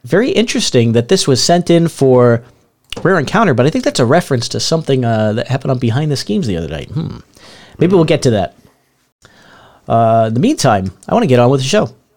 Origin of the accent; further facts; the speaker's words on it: Northeast, United States; moved away; I grew up in the Northeast